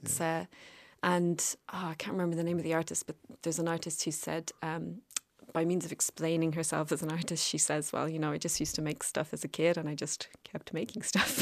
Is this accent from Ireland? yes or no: yes; Cork, Munster, Ireland; I always consider myself from Cork